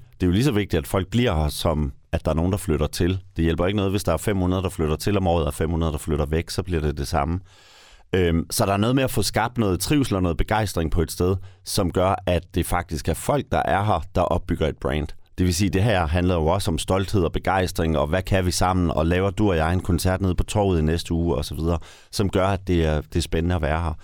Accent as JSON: {"language": "Danish", "area": "North Funen", "region": "Southern Denmark", "country": "Denmark", "said": "på Nordfyn, hvor jeg kommer fra"}